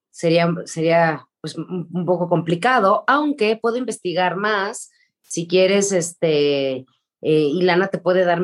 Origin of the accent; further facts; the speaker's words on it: Argentina; Yo soy argentina.